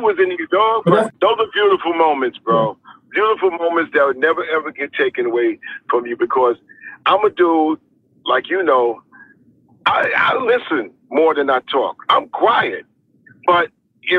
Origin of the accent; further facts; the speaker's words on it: New York, United States; as shorties growing up in New York